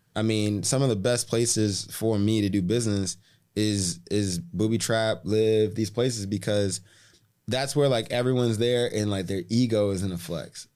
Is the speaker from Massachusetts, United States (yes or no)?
yes; Boston, Massachusetts, United States; now in Miami, United States; I wasn't from New York, I was from Boston